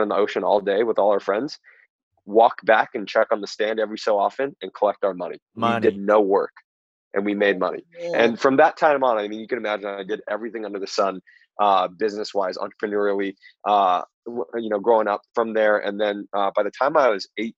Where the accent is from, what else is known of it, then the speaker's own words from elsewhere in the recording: Southern California, United States; I am originally from Southern California